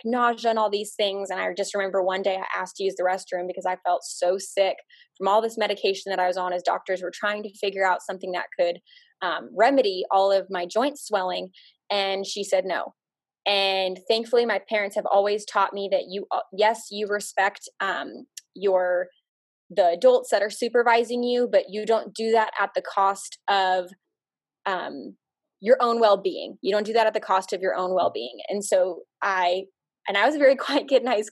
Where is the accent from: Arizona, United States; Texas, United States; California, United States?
Arizona, United States; moved away; also born or lived in Nebraska; I grew up in Arizona, and I went to the University of Nebraska